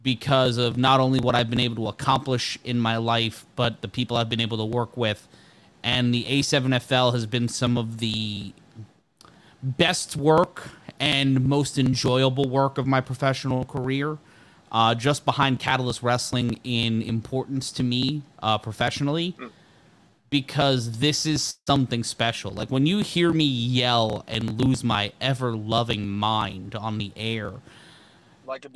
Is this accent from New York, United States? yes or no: yes; New York City, New York, United States; I grew up in New York City, born and raised in Brooklyn